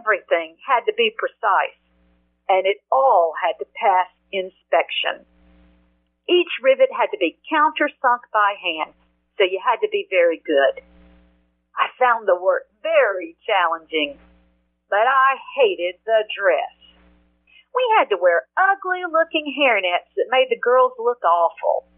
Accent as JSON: {"language": "English", "region": "Georgia", "country": "United States", "said": "my home state of Georgia"}